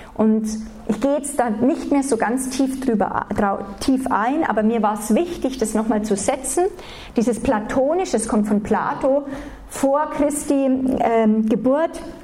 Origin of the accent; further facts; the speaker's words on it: Germany; aufgewachsen sind, ganz normal, als Deutsche, so wie man halt als Deutsche erzogen